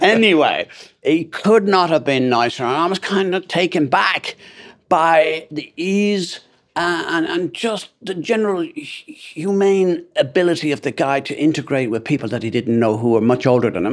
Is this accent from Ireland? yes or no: yes; Ireland; as an Irishman